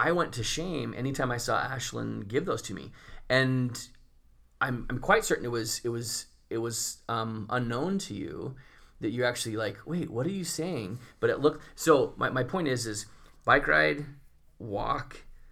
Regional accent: Spokane, Washington, United States; I grew up in Spokane, Washington

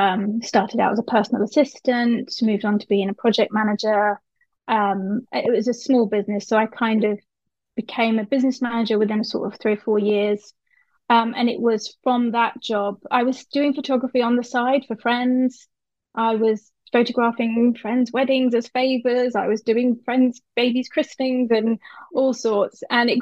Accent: Dubai, United Arab Emirates; also born or lived in Cyprus; So I grew up in Dubai and Cyprus. So my secondary school years were in Cyprus.

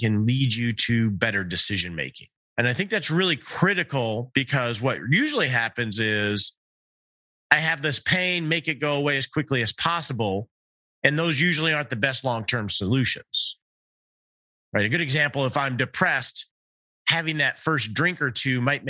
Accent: Detroit, Michigan, United States; I grew up in the Detroit area

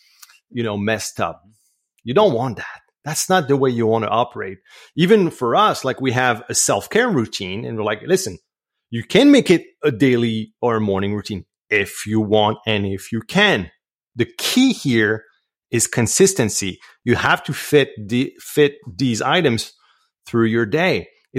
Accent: Canada; accent: French Canadian; English is a second language; And obviously, my accent is probably betraying me, but yeah, I'm French Canadian.

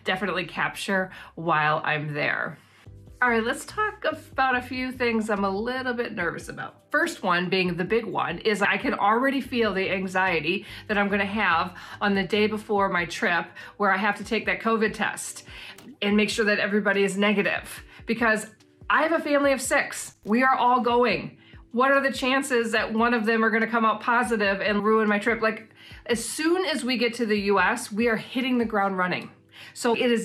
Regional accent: Wisconsin, United States; moved away as an adult; now in New Zealand; we are from Wisconsin.

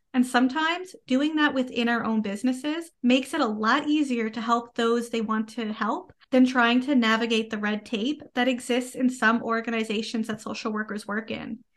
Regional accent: Canada; I am a Canadian social worker

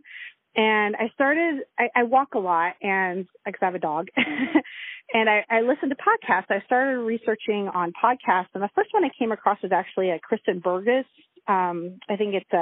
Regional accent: Loma Linda, California, United States; I was born at home in Loma Linda

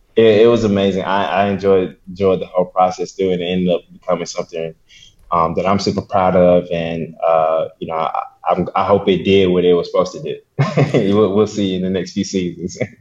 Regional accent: Columbus, Mississippi, United States; now in Birmingham, United States; I was born and raised in Mississippi, Columbus, Mississippi, to be exact.

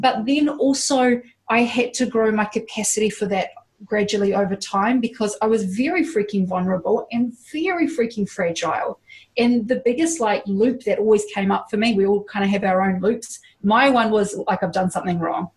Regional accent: Hawke's Bay, New Zealand; born or raised there

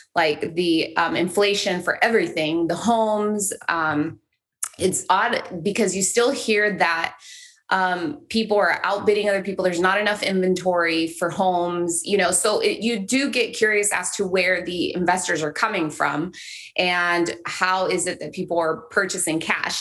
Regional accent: Los Angeles, California, United States; also born or lived in El Salvador (family origin) / Huntington Beach, California; I grew up in East Los Angeles

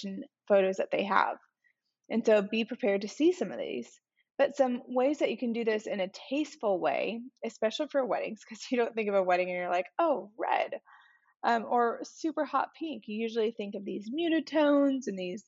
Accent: Arizona, United States; moved away; growing up in Arizona

